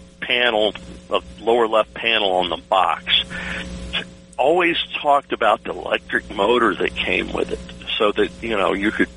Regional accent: Virginia Beach, Virginia, United States; I grew up in Virginia Beach, Norfolk area

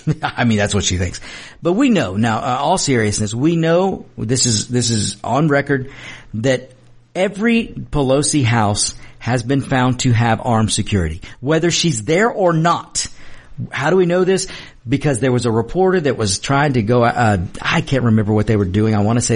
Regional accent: United States; I'm an American

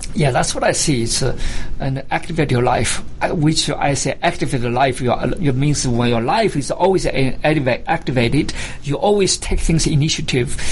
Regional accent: China; moved away as an adult; now in United States; I was born in China, because this is my home for the last uh, 35 years.

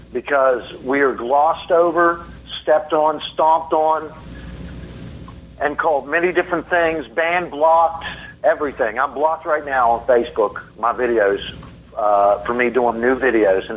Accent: United States; as an American

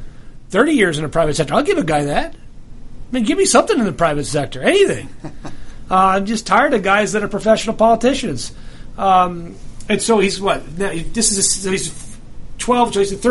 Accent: New Jersey, United States; I'm from Jersey. It's a Jersey thing, you know. Jersey guys stick together.

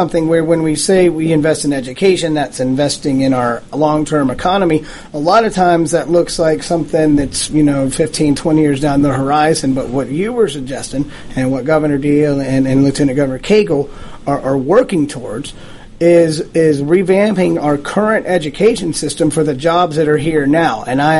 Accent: East Cobb County, Georgia, United States; now I'm from East Cobb County.

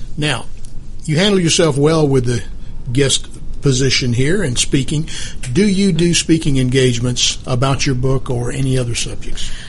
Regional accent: Albany, Georgia, United States; I am from the Albany, Georgia area, where I went to high school

